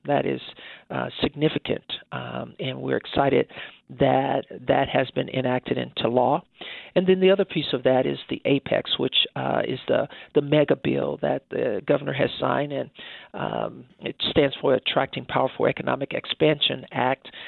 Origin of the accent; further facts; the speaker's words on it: Wichita, Kansas, United States; I grew up here in uh, Wichita, Kansas, so I am a, a native of Wichita